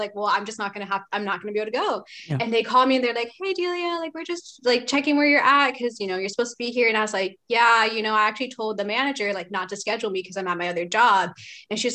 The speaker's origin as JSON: {"language": "English", "area": "just outside of Portland, between Tualatin and Wilsonville", "region": "Oregon", "country": "United States", "tie": "born or raised there", "said": "I grew up like just outside of Portland, like 20 minutes away from it"}